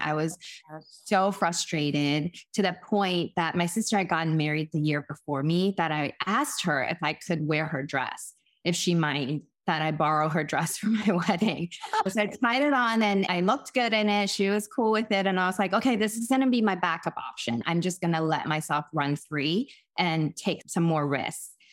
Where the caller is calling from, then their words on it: Boston, Massachusetts, United States; I'm calling in from my home in Boston, Massachusetts